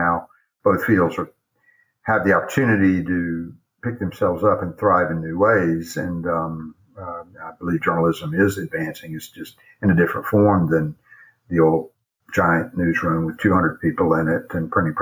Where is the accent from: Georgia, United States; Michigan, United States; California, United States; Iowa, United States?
Georgia, United States; Atlanta; now in Charlotte, United States; when I grew up in Atlanta